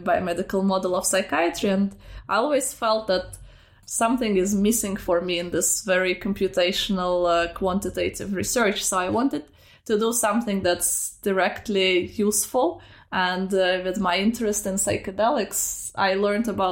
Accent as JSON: {"language": "English", "country": "Russia", "tie": "born or raised there", "moved": "yes", "said": "I grew up in Russia and I grew up in a small provincial city"}